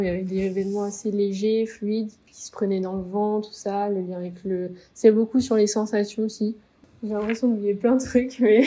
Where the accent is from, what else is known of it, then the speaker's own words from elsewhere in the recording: Ploërmel, Brittany, France; moved away as an adult; also born or lived in Nantes; De Pleurmel, euh, en Bretagne, dans le Morbihan